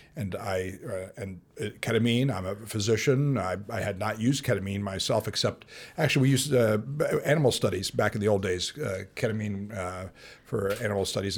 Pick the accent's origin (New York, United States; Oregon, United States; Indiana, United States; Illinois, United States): Illinois, United States; moved away as an adult; now in St. Louis, United States; I was from Illinois